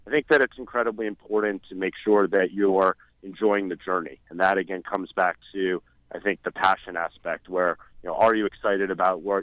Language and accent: English; New York City, New York, United States; basketball was a passion in growing up in New York City.